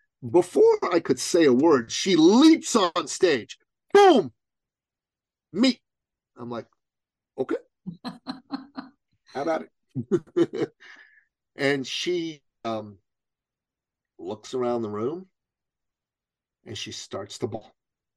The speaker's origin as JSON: {"language": "English", "town": "Toronto", "region": "Ontario", "country": "Canada", "said": "Now, she's from Ottawa. I'm from Toronto. 5 hours apart driving distance."}